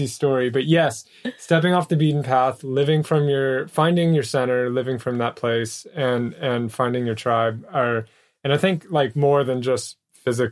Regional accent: United States; I'm American

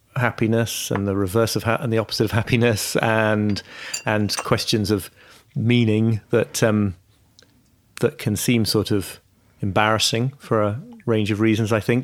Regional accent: York, Yorkshire and the Humber, United Kingdom; also born or lived in Liverpool; I was born in Liverpool, but I, yeah, I grew up in York

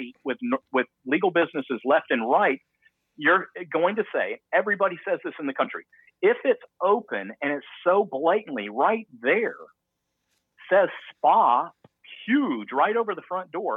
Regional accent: the South, United States; I'm from the South

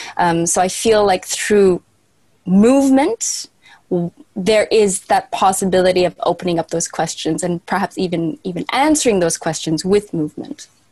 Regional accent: Canada; moved away as an adult; now in Berlin, Germany; I am Canadian, but I left many years ago

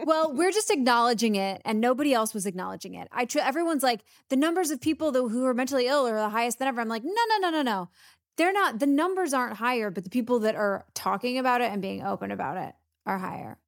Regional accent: the South, United States; I'm from the South.

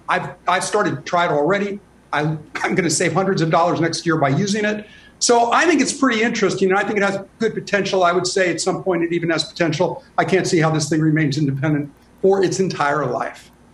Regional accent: Chicago, Illinois, United States; Growing up in Little Village, a Latino community on Chicago's southwest side

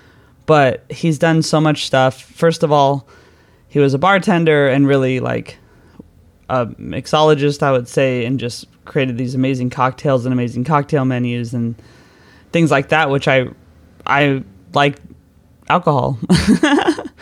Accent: United States; moved away as an adult; now in London, United Kingdom; I'm American

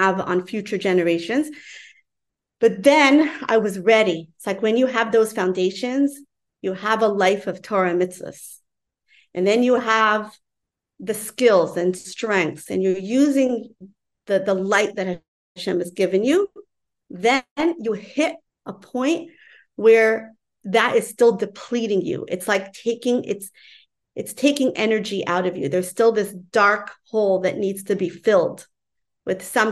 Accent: New York City, New York, United States; I grew up in Crown Heights

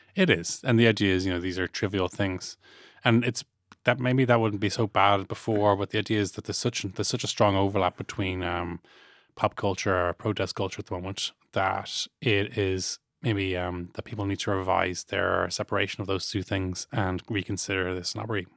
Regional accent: Ireland; ourselves as Irish people

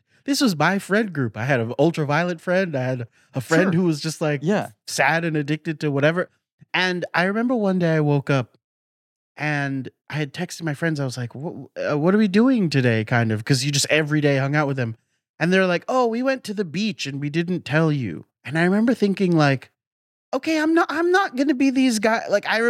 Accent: Florida, United States; also born or lived in London; I came up in Florida after developing my accent in London.

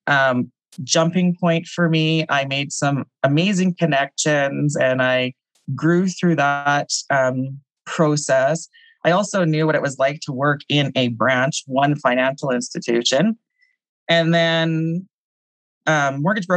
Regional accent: Saskatchewan, Canada; moved away as an adult; now in Calgary, Canada; I'm from Saskatchewan originally

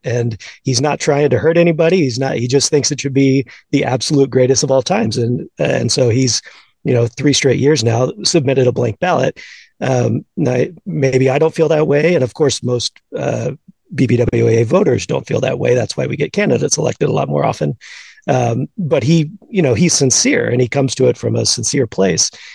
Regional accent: Houston, Texas, United States; I grew up in Houston, uh, an Astros fan uh, kind of late 80s and all throughout the 90s

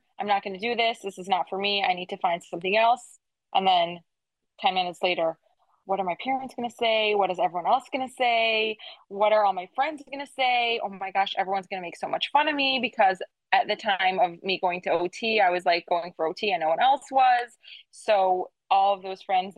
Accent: Detroit, Michigan, United States; moved away as an adult; now in Hollywood, United States; I'm from Detroit originally

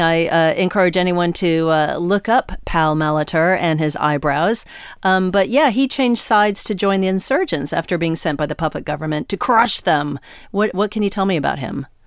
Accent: United States; as an American

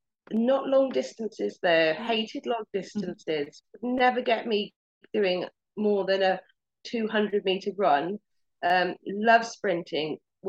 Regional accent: Teignmouth, South West England, United Kingdom; So I've always lived, my hometown is Tynmouth, in Devon. So I've grown up all my life in Tynmouth. So I'm a bit of a home bird.

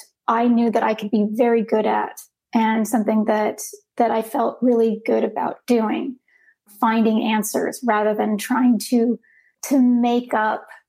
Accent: Los Angeles, California, United States; moved away; I grew up in Los Angeles

